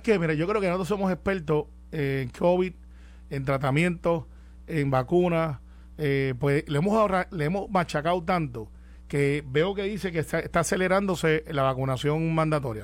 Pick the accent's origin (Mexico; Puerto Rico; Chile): Puerto Rico